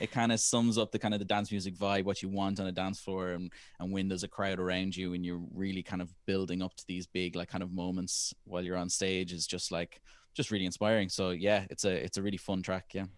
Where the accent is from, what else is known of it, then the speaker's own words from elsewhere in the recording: Ireland; our generation as Irish people